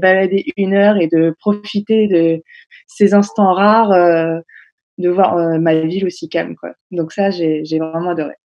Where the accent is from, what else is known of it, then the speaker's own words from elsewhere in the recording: Honfleur, Normandy, France; moved away; je suis retournée dans ma ville natale, à Honfleur